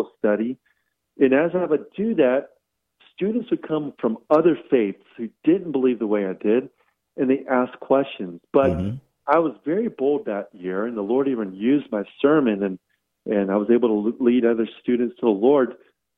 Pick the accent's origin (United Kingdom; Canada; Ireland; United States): United States; Virginia; growing up in Virginia